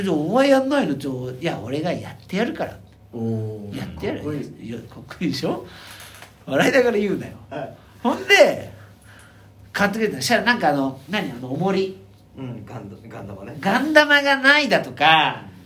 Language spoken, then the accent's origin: Japanese; Hokkaido, Japan; now in Tokyo, Japan; 千歳でレンタカー借りて、はいはいはい、うちの実家行って